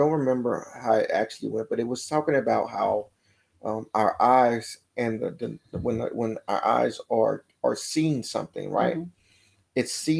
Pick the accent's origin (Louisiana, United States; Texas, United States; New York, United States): Louisiana, United States; Baton Rouge; I'm from Baton Rouge, Louisiana